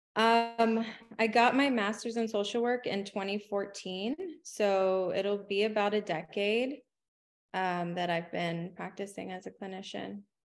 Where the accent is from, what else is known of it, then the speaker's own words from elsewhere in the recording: San Antonio, Texas, United States; I grew up in poverty in San Antonio